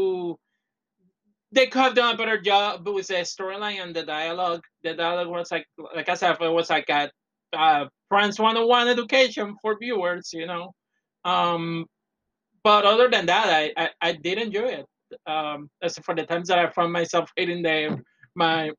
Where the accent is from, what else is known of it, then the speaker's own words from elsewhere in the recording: Puerto Rico; moved away; I came from Puerto Rico.